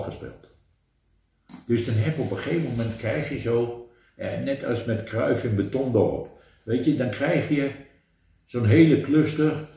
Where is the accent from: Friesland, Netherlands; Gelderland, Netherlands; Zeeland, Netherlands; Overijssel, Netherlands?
Overijssel, Netherlands; Deventer; mijn speelterrein, mijn geboortegrond.